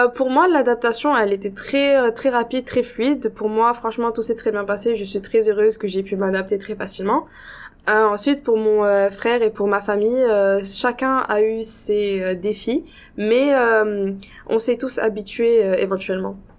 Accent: Casablanca, Casablanca-Settat, Morocco; moved away as an adult; now in Toronto, Canada; je viens de la ville de Casablanca, qui est la capitale du Maroc.

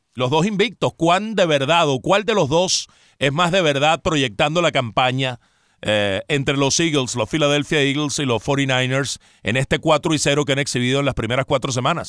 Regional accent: Venezuela; moved away; como tantos venezolanos que pues hemos salido del país

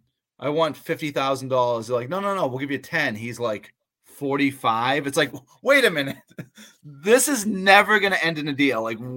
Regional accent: near Boston, Massachusetts, United States; now in Central Massachusetts, United States; So I grew up near Boston

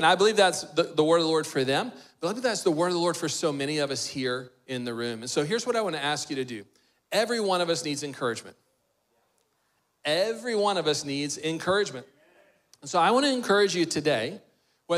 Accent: Texas, United States; someone growing up in Texas

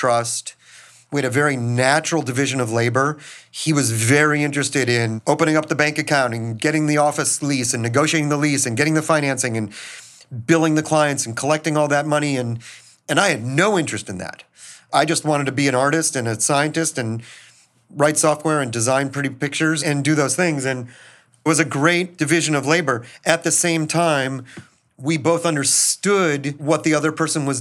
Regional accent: Minneapolis, Minnesota, United States; moved away; I grew up in Minneapolis

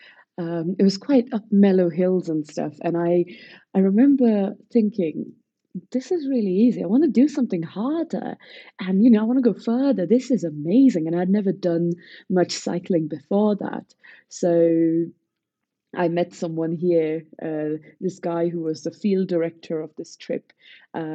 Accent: Pune, Maharashtra, India; So I am from Pune in Maharashtra

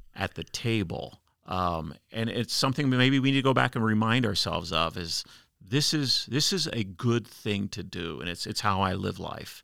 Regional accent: United States; as an American traveling internationally

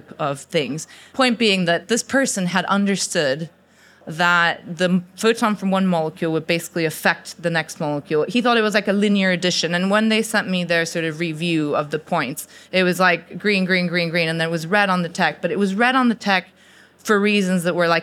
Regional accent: Mexico; also born or lived in United States; now in Oxford, United Kingdom; I'm Mexican, by the way, I'm not American

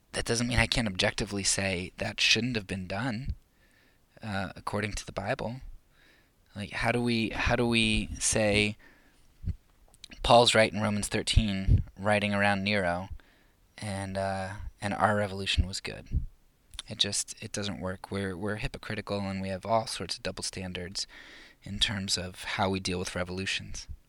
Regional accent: United States; I'm a Christian first and American second

